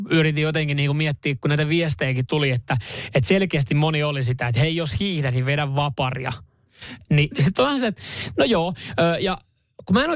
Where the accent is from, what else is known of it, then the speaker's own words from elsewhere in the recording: Finland; No mä oon Suomesta. Mä oon Suomesta.